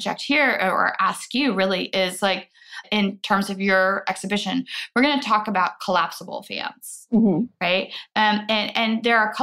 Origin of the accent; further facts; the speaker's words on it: Midwest, United States; I'm from the Midwest